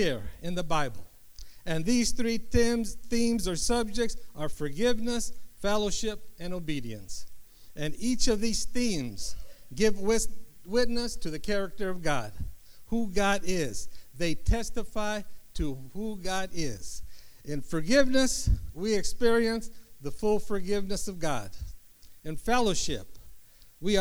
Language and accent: English; Los Angeles, California, United States; I was born and raised in South LA.